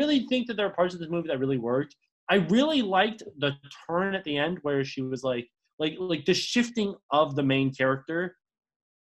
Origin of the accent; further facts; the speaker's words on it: United States; I'm an American man